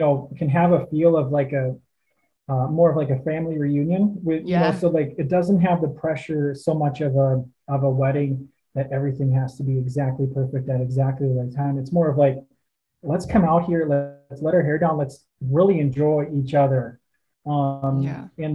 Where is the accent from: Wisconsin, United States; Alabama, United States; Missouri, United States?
Wisconsin, United States; Northwest; moved away as an adult; also born or lived in Twin Cities, Minnesota; Both my wife and I grew up in Northwest Wisconsin, so small towns